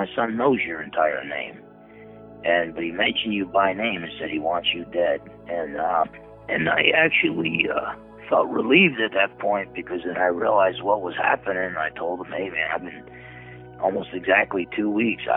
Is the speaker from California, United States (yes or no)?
no; Newark, New Jersey, United States; I was born on January 1st, 1960, in Newark, New Jersey